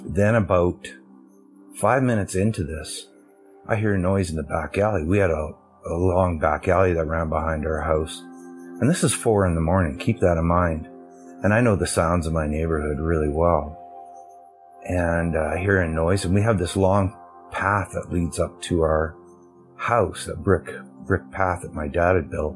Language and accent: English; Alberta, Canada; I'm from Canada, Alberta, Canada